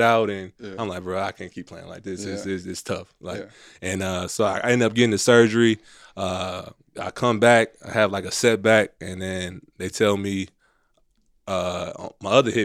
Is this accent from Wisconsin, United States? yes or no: yes; Milwaukee, Wisconsin, United States; moved away; growing up in Milwaukee, you know, I had like the real blue chip experience